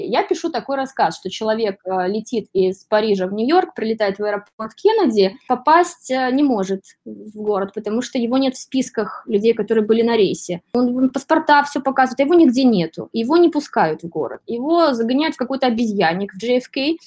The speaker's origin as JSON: {"language": "Russian", "country": "Belarus", "moved": "as an adult", "lives_now": "New York, United States", "said": "я из Беларуси"}